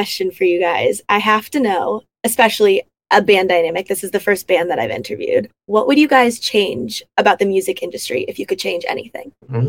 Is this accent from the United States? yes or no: yes; Arizona, United States; I'm from Arizona, so I get the scorpion and rattlesnakes.